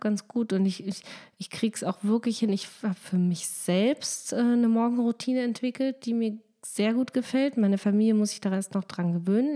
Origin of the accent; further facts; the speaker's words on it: Lower Saxony, Germany; ich komme ja aus Niedersachsen